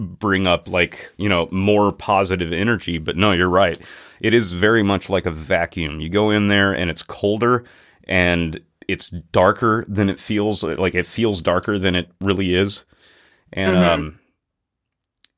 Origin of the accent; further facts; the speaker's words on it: Natchez, Mississippi, United States; we grew up in Natchez, Mississippi